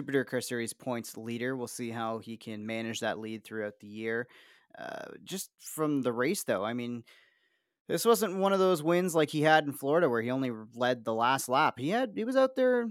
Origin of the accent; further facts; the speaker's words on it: Niagara Falls, Ontario, Canada; I grew up near Dorchester Road in Niagara Falls